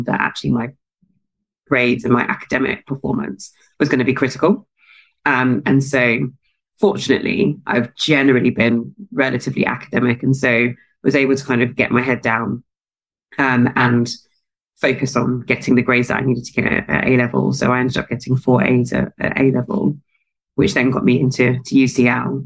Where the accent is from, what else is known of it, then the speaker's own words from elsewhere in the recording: London, United Kingdom; South London. I was pretty much always in South London